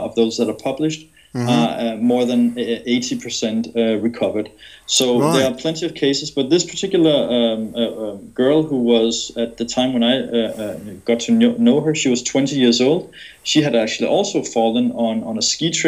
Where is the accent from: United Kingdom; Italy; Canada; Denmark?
Denmark; I'm originally from Denmark